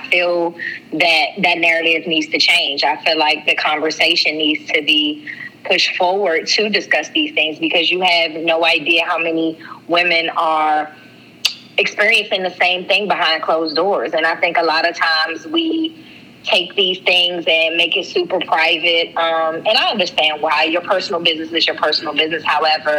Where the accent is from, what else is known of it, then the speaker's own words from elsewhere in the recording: Washington, District of Columbia, United States; also born or lived in Prince George's County, Maryland; I am from Washington, D.C. I am a Washingtonian, but I was born in Prince George's County, Maryland